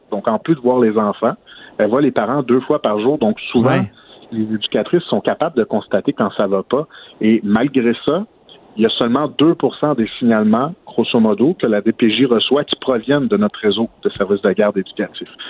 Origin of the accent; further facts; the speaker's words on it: Outaouais, Quebec, Canada; chez nous, en Outaouais